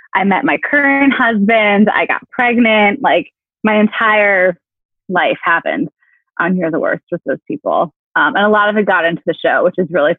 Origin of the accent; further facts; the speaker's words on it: rural Pennsylvania, United States; I grew up in super rural Pennsylvania, like the middle scary part of the state.